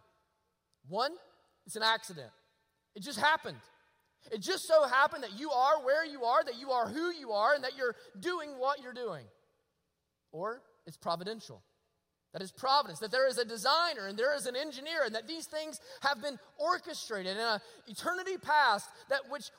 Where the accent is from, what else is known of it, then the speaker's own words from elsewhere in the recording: Rabbit Town, Alabama, United States; I was raised in Rabbit Town, Alabama